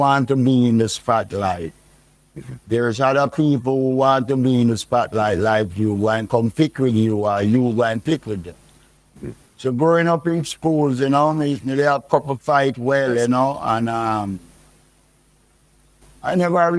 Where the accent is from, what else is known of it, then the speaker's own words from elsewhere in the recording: Saint Andrew, Jamaica; moved away as an adult; also born or lived in Kingston, Jamaica / New York; I grew up in St. Andrew, you know, born at Kingston, Victoria Jubilee Hospital